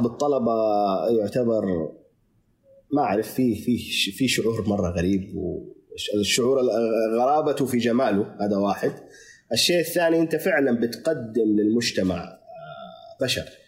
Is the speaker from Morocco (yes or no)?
no; Saudi Arabia; احنا الان كسعوديه